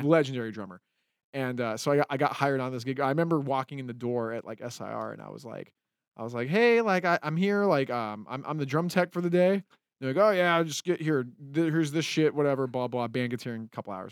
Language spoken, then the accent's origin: English; Utah, United States; moved away as an adult; also born or lived in California; now in Los Angeles, United States; I grew up in Utah as, like, a, um, I mean, I, I was born in California